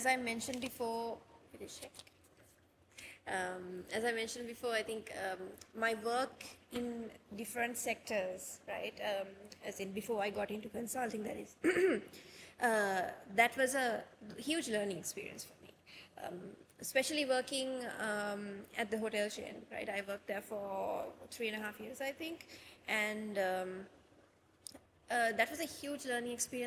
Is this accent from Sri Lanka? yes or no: yes; Kandy, Central Province, Sri Lanka; now in Colombo, Sri Lanka; I was born and raised in Kandy.